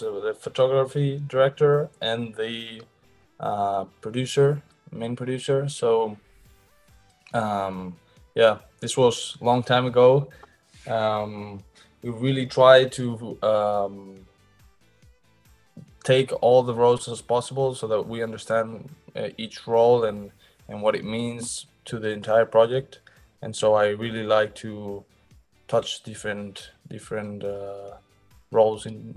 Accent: Madrid, Community of Madrid, Spain; English is a second language; I am from Madrid also.

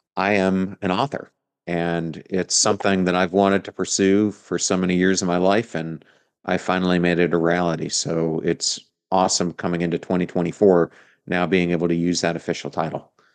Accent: York, Pennsylvania, United States; now in Tampa Bay, United States; I am from York, right outside of, of Lancaster.

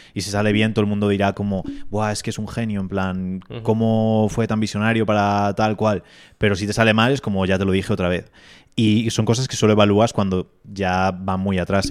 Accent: Spain

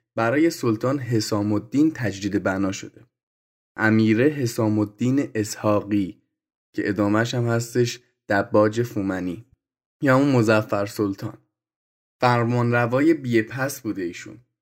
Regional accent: Gilan, Iran; اصالت گیلانی دارم

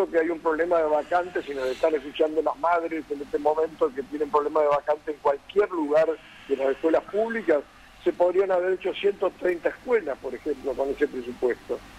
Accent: Buenos Aires, Argentina; also born or lived in Corrientes; hace 44 años que vivo en la ciudad de Buenos Aires y nací también en Buenos Aires

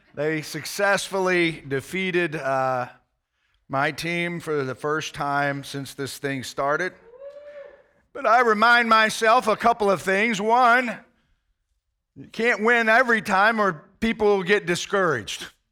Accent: United States; as an American

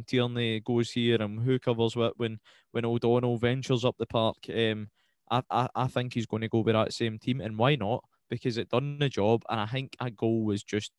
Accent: Scotland, United Kingdom; as a Scotsman

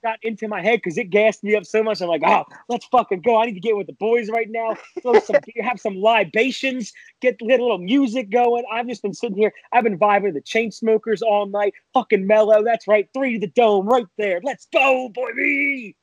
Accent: Philadelphia, Pennsylvania, United States; as a Philadelphian, as a Philadelphia fan

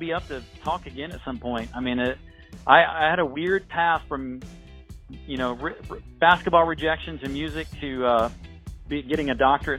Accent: Indiana, United States; I grew up in Indiana

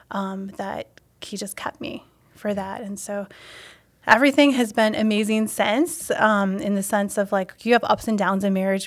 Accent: Wisconsin, United States; also born or lived in Ohio; now in Stevens Point, United States; I was from Wisconsin, but moving to Ohio

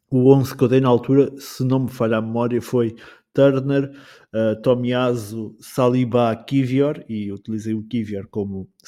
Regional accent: Portugal; eu sou da dia portanto, estamos perto.

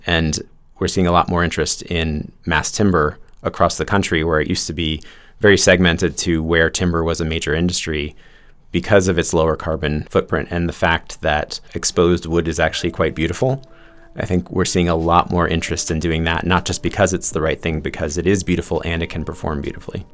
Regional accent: New York, United States; growing up in New York, just outside of New York City

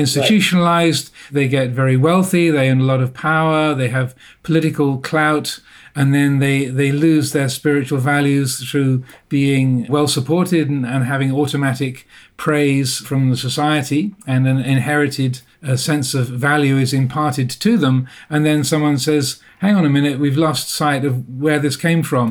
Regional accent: England, United Kingdom; accent: English private school; I went through the English private education system, as you can probably tell by my accent

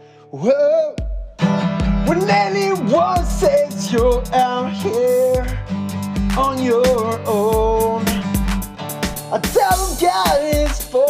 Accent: Australia; Yeah, just because I'm Australian doesn't mean I can't do the accent of America.

